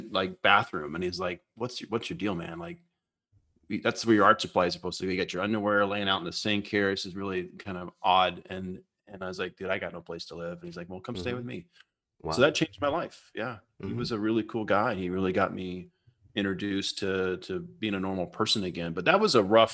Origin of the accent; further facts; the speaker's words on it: Decatur, Alabama, United States; also born or lived in San Diego, California; now in Seattle, United States; near where I was born in Decatur